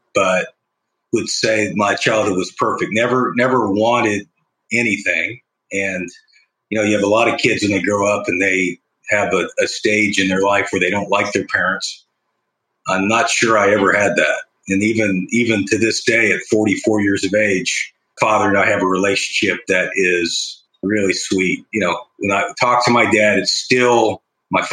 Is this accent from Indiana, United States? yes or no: yes; Bloomington, Indiana, United States; growing up in Bloomington